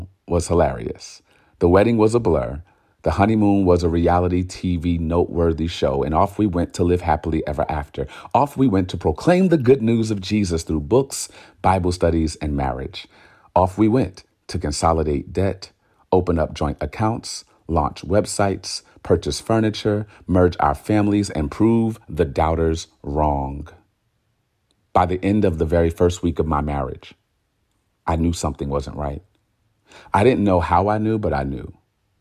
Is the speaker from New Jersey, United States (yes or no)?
yes; Newark, New Jersey, United States; moved away; also born or lived in Irvington, New Jersey; we both were raised in Newark, but I moved out early to live in a more civilized dwelling.